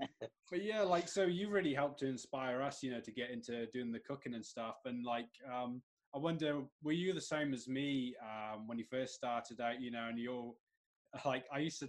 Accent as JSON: {"language": "English", "town": "Bwlch", "region": "Wales", "country": "United Kingdom", "tie": "born or raised there", "moved": "yes", "said": "I'm Welsh originally as well. I grew up in the Brecon Beacons, a little village of Bulch"}